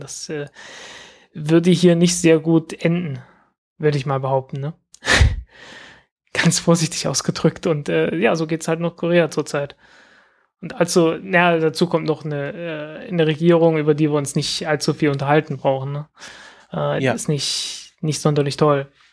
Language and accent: German; Zeitz, Saxony-Anhalt, Germany; meiner Heimatstadt Zeitz